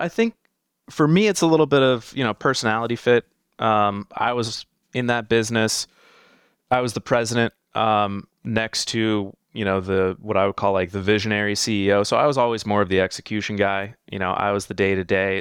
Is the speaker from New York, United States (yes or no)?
no; South Florida, United States; I grew up in South Florida, um, born and raised down here, lived some other places over the years